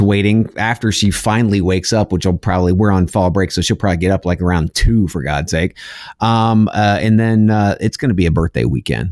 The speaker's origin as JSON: {"language": "English", "country": "United States", "said": "I'm an American"}